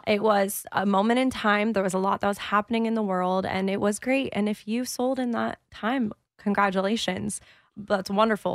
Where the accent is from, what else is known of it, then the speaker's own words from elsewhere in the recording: San Diego, California, United States; moved away as an adult; also born or lived in Orange County, California; now in Austin, United States; I was born in Orange County, but we moved to San Diego when I was seven, and I consider it home